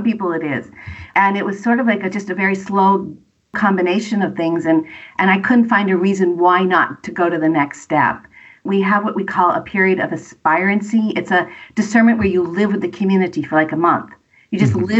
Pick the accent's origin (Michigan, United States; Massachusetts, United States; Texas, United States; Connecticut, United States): Massachusetts, United States; now in New Jersey, United States; I'm originally from Massachusetts